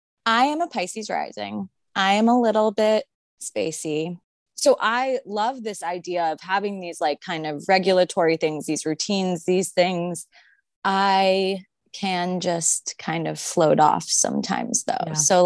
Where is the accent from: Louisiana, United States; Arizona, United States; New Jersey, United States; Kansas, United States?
Arizona, United States; And I grew up in Arizona.